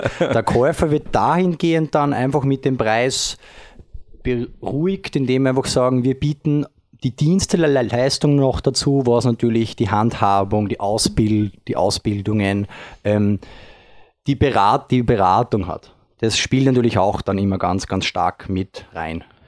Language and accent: German; Upper Austria, Austria; ich als Oberösterreicher, äh, geboren dort